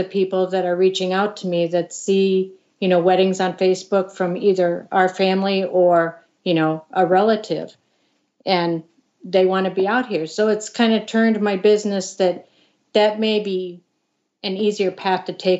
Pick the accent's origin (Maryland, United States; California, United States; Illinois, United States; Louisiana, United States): Illinois, United States; Chicago; moved away as an adult; I grew up in the Chicago area.